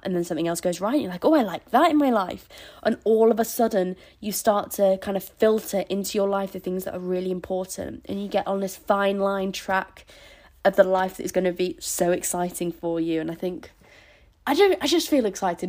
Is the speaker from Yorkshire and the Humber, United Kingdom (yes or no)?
yes; Scarborough, Yorkshire and the Humber, United Kingdom; where I'm from, in Scarborough.